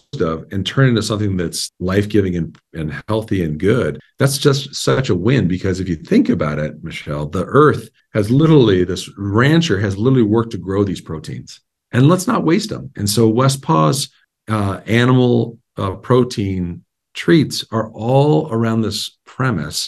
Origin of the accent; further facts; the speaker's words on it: Montana, United States; I was born and raised in Montana. My family's all here